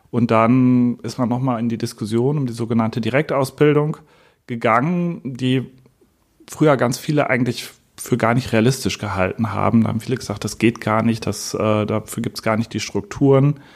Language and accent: German; Münster, North Rhine-Westphalia, Germany; ich bin 39 Jahre alt. Ich komme aus Münster